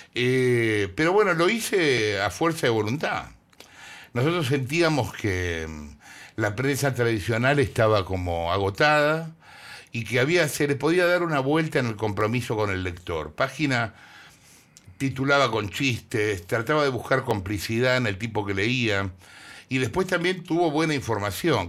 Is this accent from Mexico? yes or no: no; Argentina; soy, soy re argentino